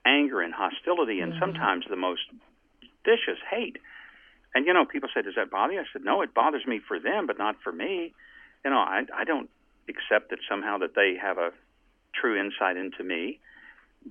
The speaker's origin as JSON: {"language": "English", "region": "the South", "country": "United States", "tie": "born or raised there", "said": "I grew up in the South"}